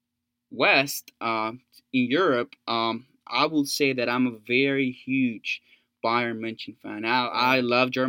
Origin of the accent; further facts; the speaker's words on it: El Salvador; moved away as an adult; now in Buies Creek, United States; I'm originally from El Salvador, coming to the United States for college.